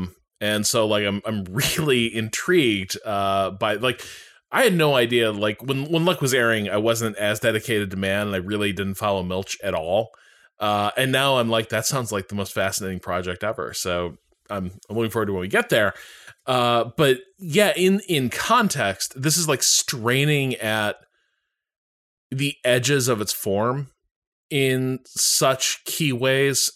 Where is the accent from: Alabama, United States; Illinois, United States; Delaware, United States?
Illinois, United States; Chicago; I've been to Marshall Fields a million times growing up around Chicago